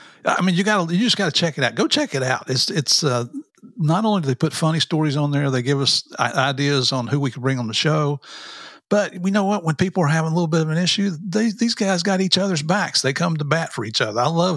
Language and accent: English; United States; also born or lived in Tennessee / West Virginia; I'm from Tennessee and West Virginia.